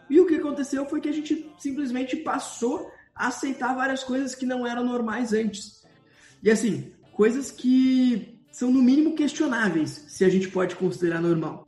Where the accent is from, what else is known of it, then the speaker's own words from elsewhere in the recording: Brazil; sou do Brasil